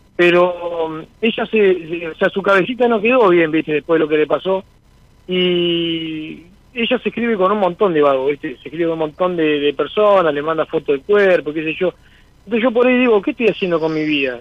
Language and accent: Spanish; Santa Rosa de Calchines, Santa Fe, Argentina; soy de Santa Fe, Santa Rosa de Calchines, en un pueblito que está a 40 kilómetros de Santa Fe